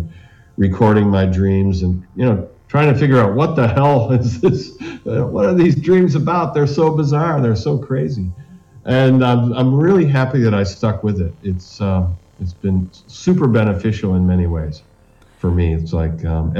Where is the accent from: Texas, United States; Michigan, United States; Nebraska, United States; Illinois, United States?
Illinois, United States; I was from Illinois